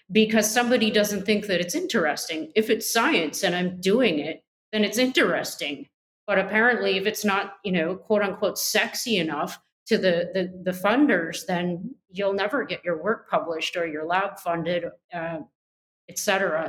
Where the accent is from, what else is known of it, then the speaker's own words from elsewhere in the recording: Canada; I'm a Canadian